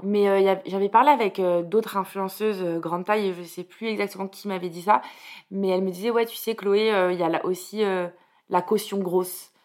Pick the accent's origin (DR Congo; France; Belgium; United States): France; Bordeaux, Nouvelle-Aquitaine; j'ai grandi à Bordeaux